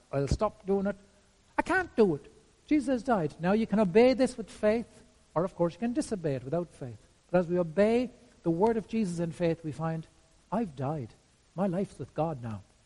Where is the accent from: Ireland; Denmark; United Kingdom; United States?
Ireland